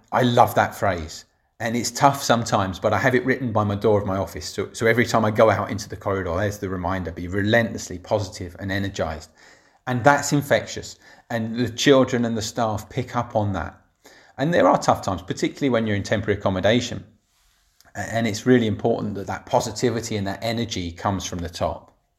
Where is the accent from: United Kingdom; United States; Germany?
United Kingdom; Barnet, London; moved away as an adult; I grew up in Barnet, in the local authority